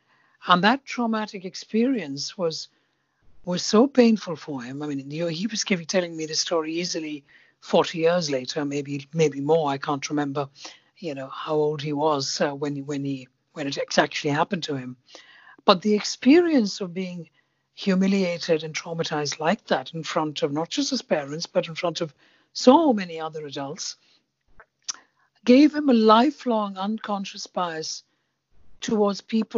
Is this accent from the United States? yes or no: no; India; because as you know, I'm Indian.